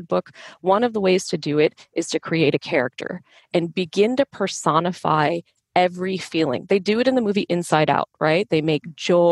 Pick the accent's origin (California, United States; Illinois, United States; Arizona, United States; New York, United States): Illinois, United States; Chicago; My parents were Indian immigrants. I grew up in Chicago